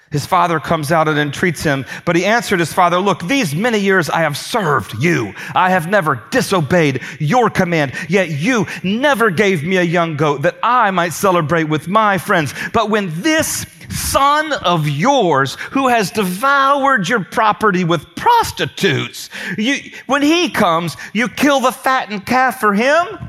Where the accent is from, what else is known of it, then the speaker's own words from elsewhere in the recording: Indiana, United States; moved away; I'm from Indiana.